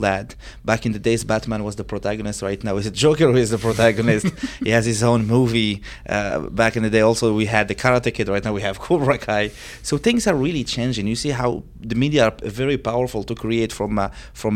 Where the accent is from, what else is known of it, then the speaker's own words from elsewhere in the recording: Morocco; in Morocco, we were a little bit victim of the propaganda, even if we are like the safest country